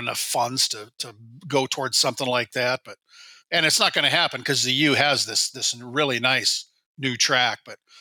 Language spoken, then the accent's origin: English; Iowa, United States; moved away as an adult; now in Minnesota, United States; I grew up in Iowa. I went to Drake University